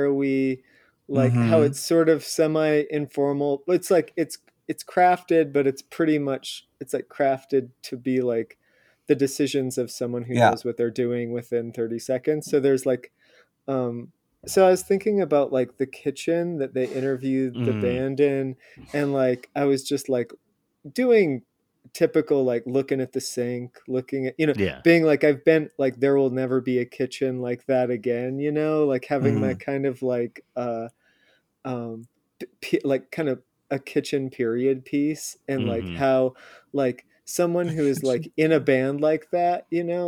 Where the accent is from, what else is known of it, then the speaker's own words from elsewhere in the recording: Indiana, United States; I grew up in Indiana